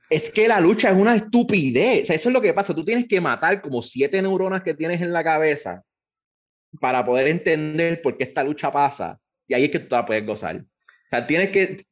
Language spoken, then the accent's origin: Spanish; Puerto Rico